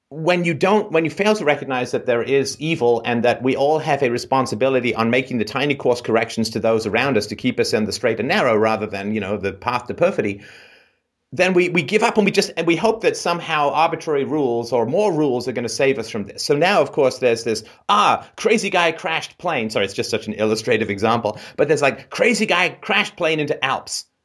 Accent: England, United Kingdom; moved away; growing up in England

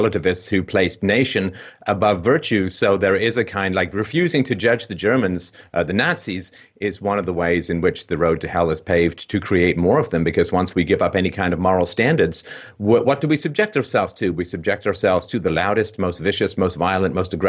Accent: England, United Kingdom; I grew up in England

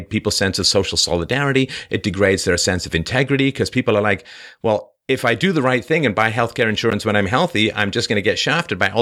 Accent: England, United Kingdom; moved away; also born or lived in Ireland; I sort of was born in Ireland and I grew up in England and spent a lot of time in Europe

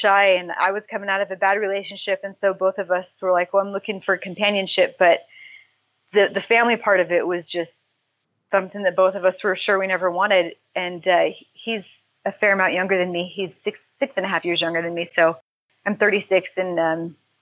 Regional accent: California, United States; I grew up in California.

